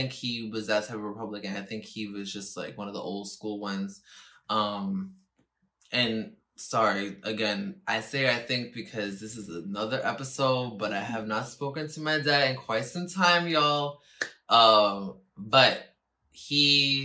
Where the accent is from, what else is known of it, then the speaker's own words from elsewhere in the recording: New York City, New York, United States; I'm from the Bronx, yes, thank God, and I'm I'm from New York City, thank God, but the way that I was raised as the only child from two parents that, came here. They were born in Puerto Rico and they came here. And I was born here in New York